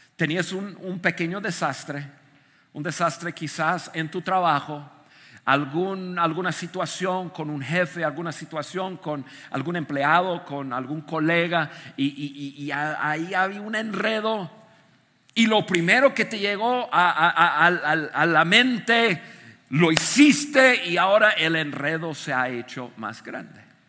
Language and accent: Spanish; United States; moved away; desde niño, yo crecí en Estados Unidos